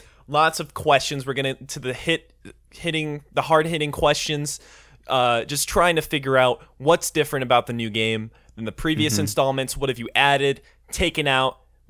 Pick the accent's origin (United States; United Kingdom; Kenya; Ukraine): United Kingdom; Scotland; Well, we're from Scotland, so...